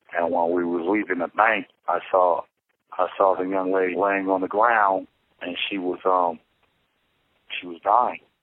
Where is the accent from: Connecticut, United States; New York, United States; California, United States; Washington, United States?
California, United States; Los Angeles; I'm from Los Angeles, California